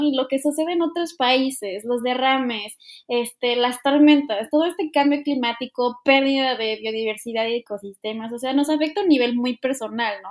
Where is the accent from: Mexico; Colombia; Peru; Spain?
Mexico; como cultura mexicana